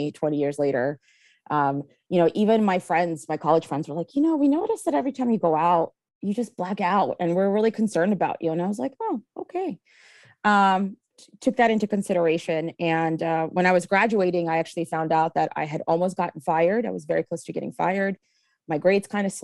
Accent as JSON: {"language": "English", "region": "Kyiv", "country": "Ukraine", "tie": "born or raised there", "moved": "yes", "lives_now": "Philadelphia, United States", "said": "I was actually born in Kiev, Ukraine, and immigrated here. It'll be 28 years in about 10 days."}